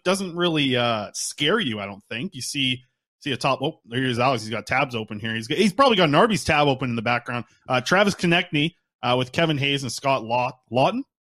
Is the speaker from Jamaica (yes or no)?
no; Nanaimo, British Columbia, Canada; checking in from my hometown, the Nanaimo, BC